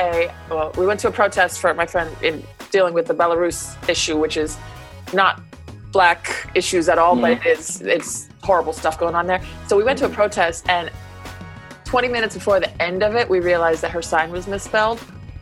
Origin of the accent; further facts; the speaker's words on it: United States; I'm very American, very English speaking